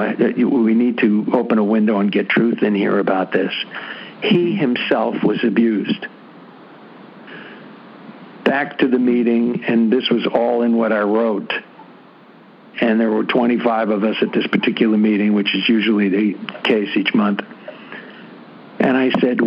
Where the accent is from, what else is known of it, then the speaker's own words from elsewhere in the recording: New York City, New York, United States; I'm from the Bronx, New York